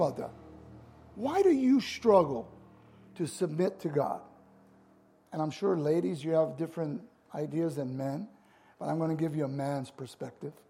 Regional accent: United States; I'm an American

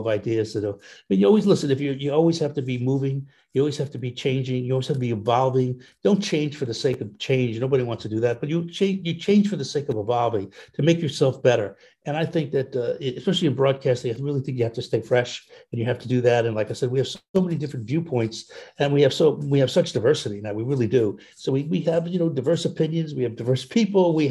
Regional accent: New York area, United States; growing up in the New York area

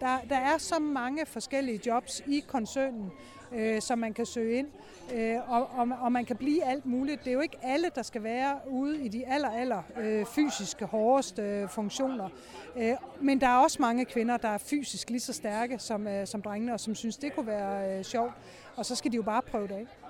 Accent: Denmark

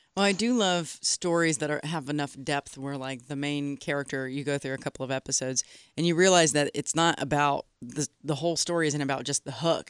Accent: United States; I am American and, uh, very, I'm of German descent

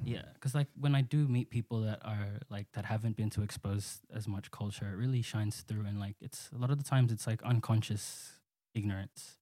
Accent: Sydney, New South Wales, Australia; both born and raised in Western Sydney. Um, I I grew up and still live in Pendle Hill.

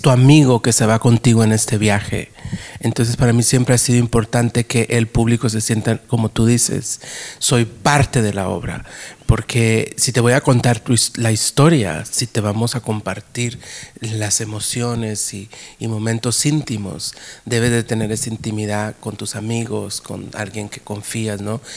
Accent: New York, United States; moved away; also born or lived in Guatemala; cuando yo crecí en Nueva York en el teatro, porque yo empecé haciendo teatro en Nueva York

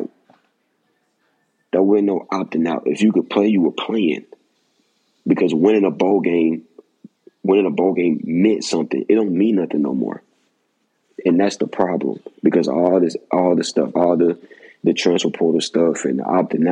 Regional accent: Georgia, United States; I'm from Georgia

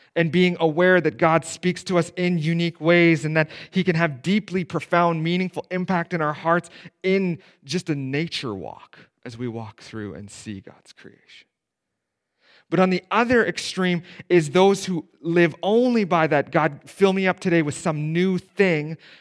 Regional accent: Steinbach, Manitoba, Canada; I grew up in Steinbach, right? There's not a more conservative town to grow up in in Canada

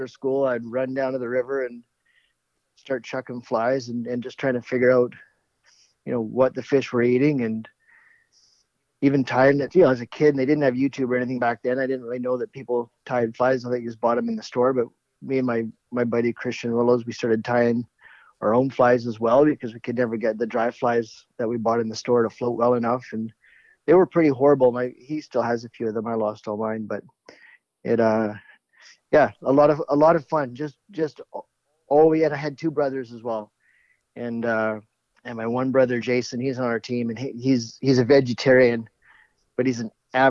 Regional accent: Vancouver Island, British Columbia, Canada; also born or lived in Kootenays, British Columbia; I grew up mostly on Vancouver Island.

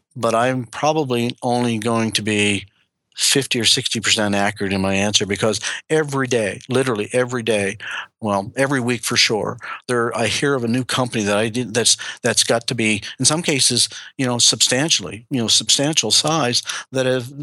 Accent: Canada; we as Canadian

